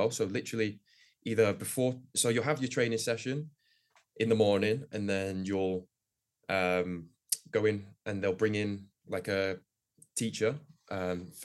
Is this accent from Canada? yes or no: yes; Woodbridge, Ontario, Canada; I grew up here playing in Woodbridge, um, so um, kind of around like the League One Ontario system.